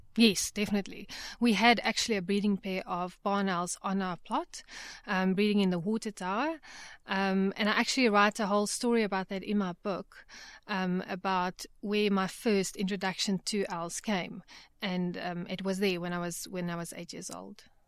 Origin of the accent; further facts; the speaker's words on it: Johannesburg, Gauteng, South Africa; I grew up in Johannesburg